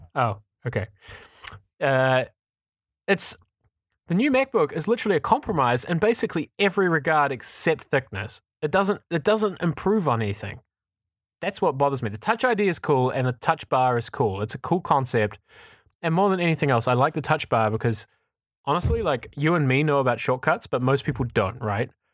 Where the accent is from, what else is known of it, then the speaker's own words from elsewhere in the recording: New Zealand; now in Amsterdam, Netherlands; I'm from New Zealand